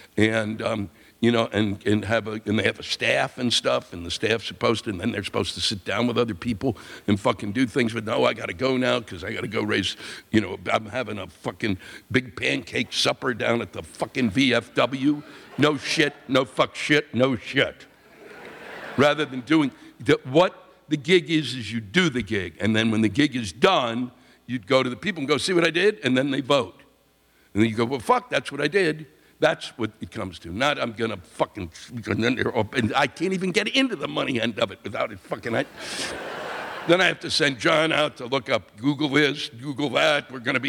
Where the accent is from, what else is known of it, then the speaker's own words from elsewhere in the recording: Canada; As a Canadian, I have a Canadian audience, they watch. As a Canadian, can I please get an American explain to me